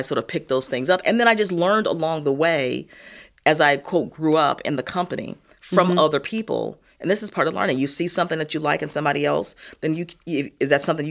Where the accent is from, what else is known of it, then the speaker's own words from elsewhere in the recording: Gary, Indiana, United States; also born or lived in Chicago; So I was born in Chicago, mm-hmm. Was raised in Gary, Indiana, the land of ….